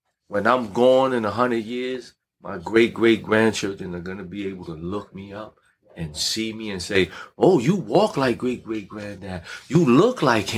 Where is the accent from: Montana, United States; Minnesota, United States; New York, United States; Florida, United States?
New York, United States; New York City; I'm from Brownsville